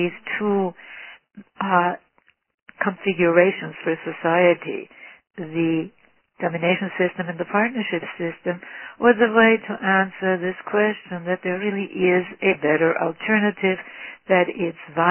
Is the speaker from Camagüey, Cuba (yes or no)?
no; Havana, Cuba; moved away; also born or lived in Vienna, Austria; I grew up in the industrial slums of Havana